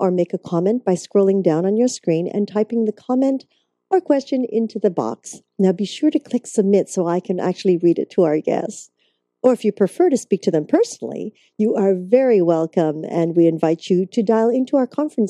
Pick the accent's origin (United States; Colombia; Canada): Canada; British Columbia; I'm going, no, we are Canadian. We are from British Columbia. We are from the islands